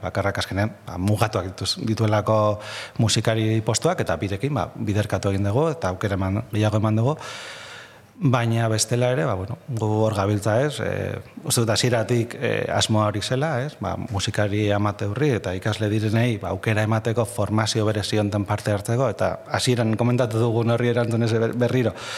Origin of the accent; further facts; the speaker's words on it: Bilbao, Basque Country, Spain; also born or lived in Gipuzkoa; ni bilbotarra naiz jaiotra